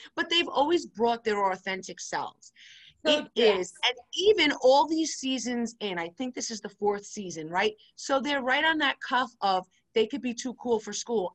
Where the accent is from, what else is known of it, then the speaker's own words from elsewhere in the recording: New York City, New York, United States; I'm from New York City, I live in Queens